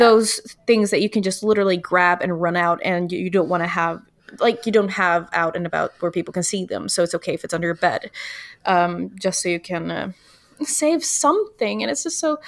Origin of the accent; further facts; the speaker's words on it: Virginia, United States; I grew up in Virginia, and that is the state above North Carolina